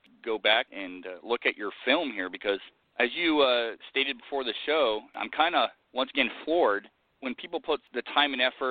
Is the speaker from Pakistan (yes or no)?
no; United Kingdom; I'm British.